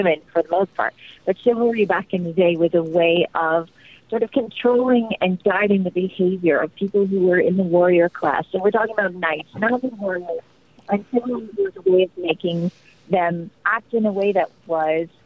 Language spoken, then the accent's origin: English; Canada; I'm Canadian